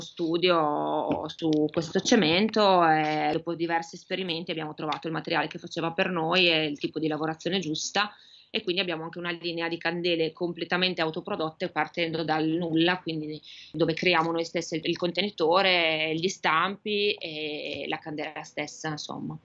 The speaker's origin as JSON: {"language": "Italian", "region": "Emilia-Romagna", "country": "Italy", "also_born_or_lived": "Sardinia", "said": "io sono emiliana"}